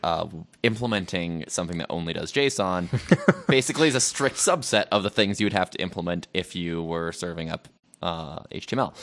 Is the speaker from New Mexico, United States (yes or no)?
yes; Albuquerque, New Mexico, United States; I grew up in Albuquerque, New Mexico